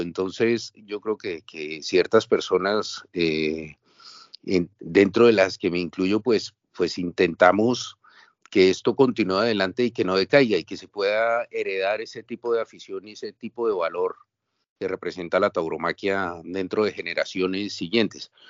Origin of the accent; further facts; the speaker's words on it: Bogotá, Colombia; moved away as an adult; now in Barcelona, Spain; yo soy de Colombia, yo soy de Bogotá, vine hace 20 años a Barcelona